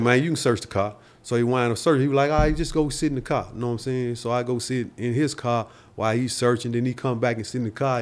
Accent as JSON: {"language": "English", "town": "Nashville", "region": "Tennessee", "country": "United States", "tie": "born or raised there", "said": "born and raised here in Nashville"}